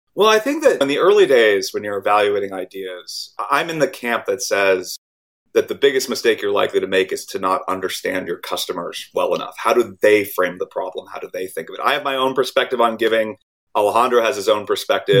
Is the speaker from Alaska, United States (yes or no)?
no; Silicon Valley, California, United States; I grew up in Silicon Valley, but my parents are both doctors